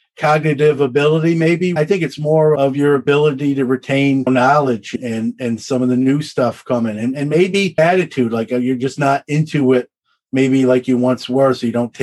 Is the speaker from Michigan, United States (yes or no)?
no; Brooklyn, New York, United States; also born or lived in Syracuse; Brooklyn's my hometown. I still have family there